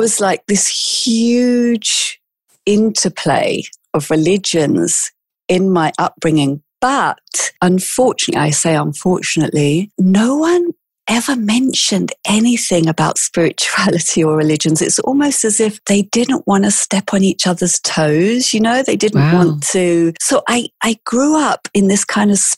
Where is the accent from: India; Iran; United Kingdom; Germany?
United Kingdom; England; accent: British; moved away as an adult; also born or lived in South Africa; now in Milan, Italy; I was actually born in South Africa, but I grew up in England.